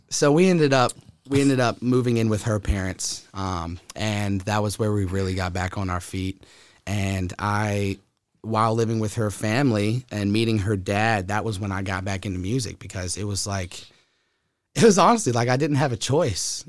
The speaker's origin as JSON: {"language": "English", "town": "Huddleston", "region": "Virginia", "country": "United States", "tie": "born or raised there", "also_born_or_lived": "Sacramento, California", "said": "when I was two years old, adopted, raised in Huddleston, Virginia"}